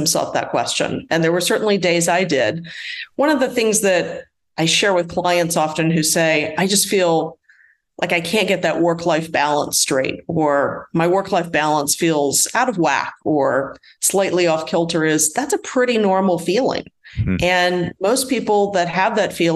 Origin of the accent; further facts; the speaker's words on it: Washington, D.C., Mid-Atlantic, United States; now in Atlanta, United States; I'm originally from the Mid-Atlantic area of the United States, Washington, D.C. metro area